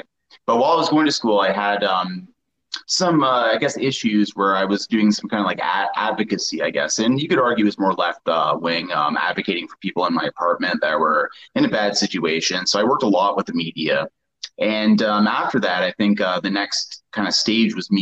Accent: southern Ontario, Canada; also born or lived in Toronto, Canada; I'm from like southern Ontario, so a little more of a rural area

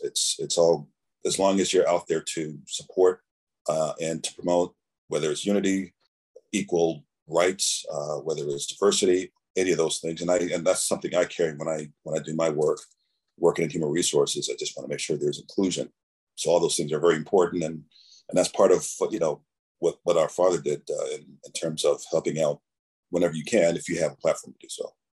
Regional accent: Framingham, Massachusetts, United States; when we were growing up in Framingham

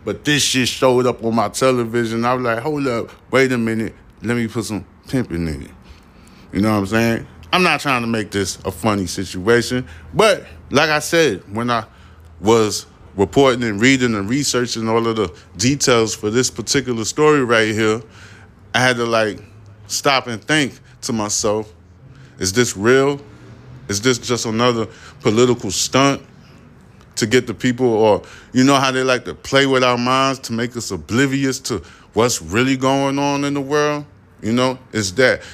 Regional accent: United States; I'm a American

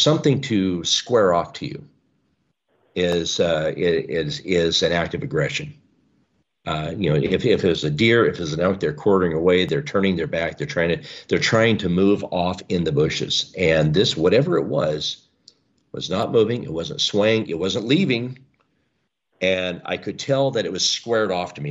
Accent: the Northwest, Pacific Northwest, United States; I was raised here in the Northwest

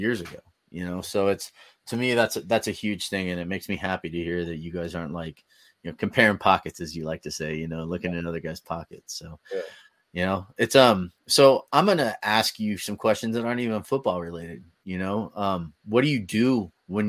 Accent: Bay Area, California, United States; I'm from the Bay Area.

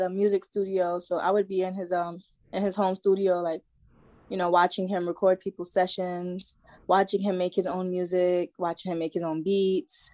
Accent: New York City, New York, United States; now in Atlanta, United States; I grew up in the Bronx, New York.

